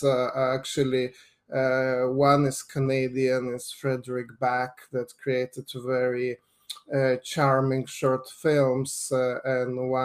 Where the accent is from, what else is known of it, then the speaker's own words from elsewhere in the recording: Lithuania; moved away; I grew up in Lithuania